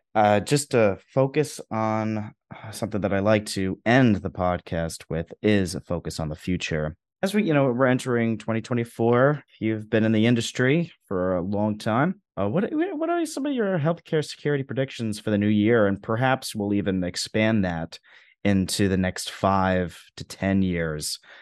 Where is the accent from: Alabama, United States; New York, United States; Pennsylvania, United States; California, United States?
New York, United States; New York City; I'm from New York City